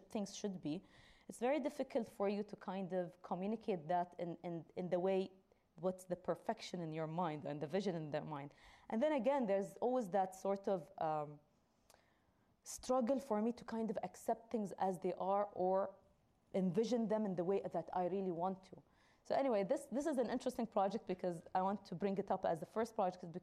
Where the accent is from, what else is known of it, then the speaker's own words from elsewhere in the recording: Dubai, United Arab Emirates; I come from Dubai, and there's a lot of construction going on all the time. So I live on the main street